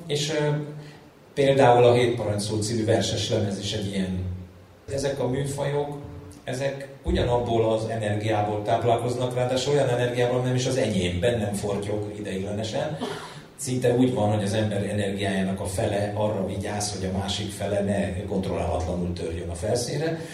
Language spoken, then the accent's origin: Hungarian; Budapest, Hungary; Egy telektéri alapbérletbe születtem, ö, Budapest, ö, egyik, ö, mondjuk így legizgalmasabb kerületében, a nyolcadik kerületben